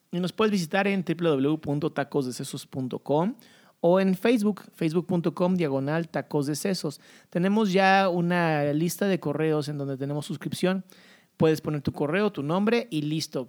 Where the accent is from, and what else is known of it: Mexico